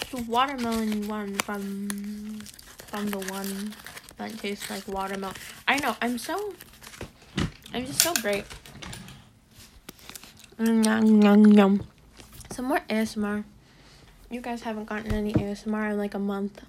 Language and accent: English; United States; We're American.